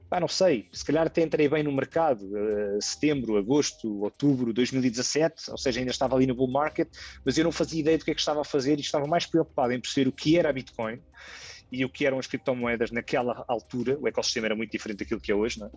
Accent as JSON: {"language": "Portuguese", "region": "Lisbon", "country": "Portugal", "said": "eu tenho 35 anos, sou de Lisboa"}